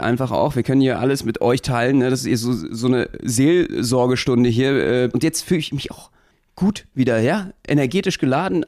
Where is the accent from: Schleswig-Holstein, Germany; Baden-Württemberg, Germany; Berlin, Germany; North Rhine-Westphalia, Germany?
Berlin, Germany; Als Berliner